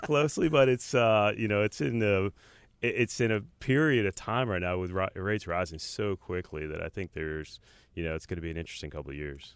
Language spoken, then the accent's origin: English; South Orange, New Jersey, United States; moved away as an adult; also born or lived in Richmond, Virginia / New York City / Asheville / New Orleans; now in Charlotte, United States; I grew up in South Orange, New Jersey